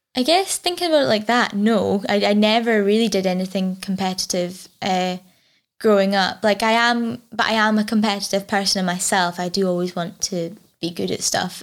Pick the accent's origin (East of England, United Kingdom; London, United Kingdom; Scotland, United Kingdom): Scotland, United Kingdom; Fort William; I grew up, uh, like, outside of Fort William, uh, climbing trees